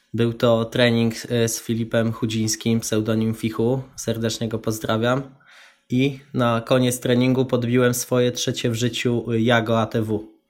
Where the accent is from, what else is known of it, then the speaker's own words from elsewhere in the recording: Tęgoborze, Lesser Poland, Poland; moved away as an adult; now in Wrocław, Poland; Mieszkam we Wrocławiu, aktualnie pochodzę z Tęgoboży, małej miejscowości koło Nowego Sącza